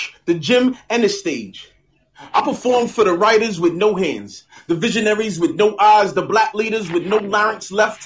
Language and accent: English; New York City, New York, United States; also born or lived in Brooklyn, New York; I was born in Brooklyn, raised in Queens since I was five.